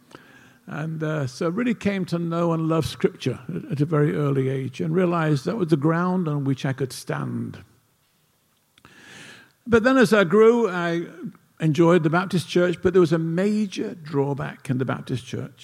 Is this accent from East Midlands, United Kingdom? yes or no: yes; Nottingham, East Midlands, United Kingdom; moved away; I did not grow up in Pittsburgh. I grew up in England in a town called Nottingham.